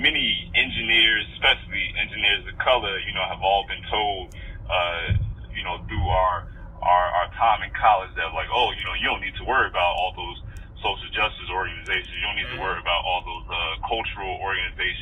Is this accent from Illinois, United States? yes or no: yes; Chicago, Illinois, United States; also born or lived in Richton Park, Illinois / Columbus, Ohio; I'm from Southside Chicago